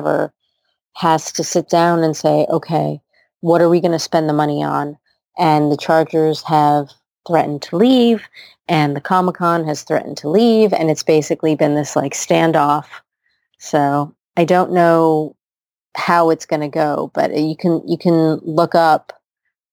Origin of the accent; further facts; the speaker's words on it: United States; I was born in the United States, but I'm also a citizen of Ireland.